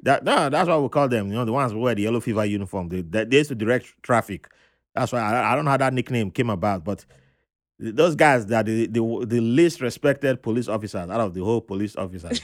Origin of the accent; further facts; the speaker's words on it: Nigeria; moved away as an adult; also born or lived in Jos, Nigeria / Benin City, Nigeria; now in New York City, United States; I was born in Jos. It was cold.